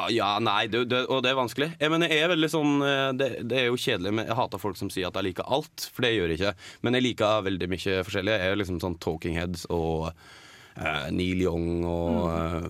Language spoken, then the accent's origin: Norwegian; Geilo, Buskerud, Norway; now in Oslo, Norway; jeg bodde hjemme på Geilo. Um, Og så flytta jeg til Oslo